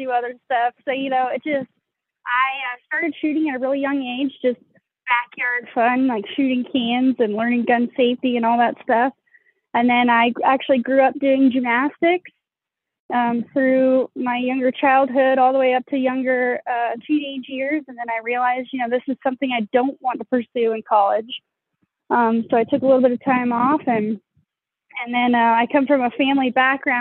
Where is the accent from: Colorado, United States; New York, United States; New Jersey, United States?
Colorado, United States; Colorado Springs; I grew up in Colorado Springs